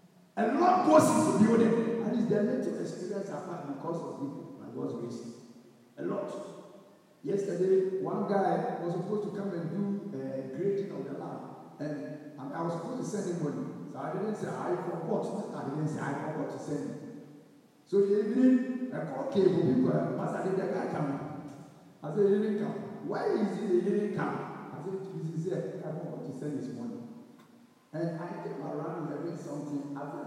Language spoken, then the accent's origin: English; Kenya; So you and I, being a Kenyan at this time, if you also want an expatriate to come, you want want to go, then we all must come together and build a nation.